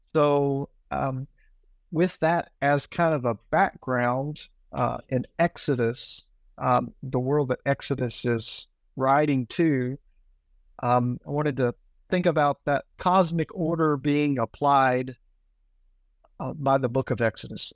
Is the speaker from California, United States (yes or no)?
no; Tennessee, United States; moved away as an adult; now in Accra, Ghana; I grew up in Tennessee